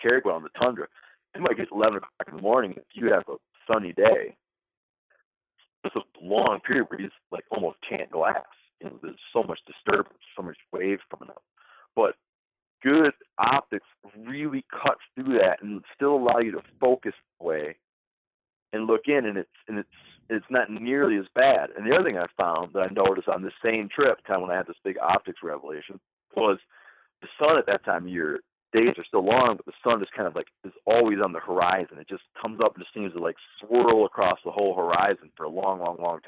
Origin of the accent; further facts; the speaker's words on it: Michigan, United States; now in New York, United States; I grew up hunting in Michigan